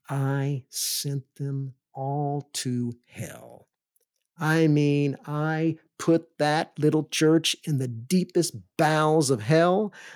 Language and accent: English; the South, United States; because I grew up in the South.